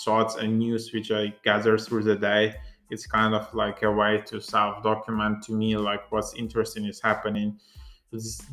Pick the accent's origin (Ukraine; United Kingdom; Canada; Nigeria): Ukraine; English is a second language; I'm not a native English speaker. I'm from Ukraine, so for me, speaking in English is not that easy